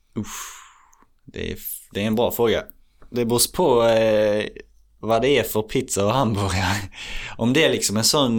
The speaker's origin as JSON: {"language": "Swedish", "country": "Sweden", "said": "jag är svensk"}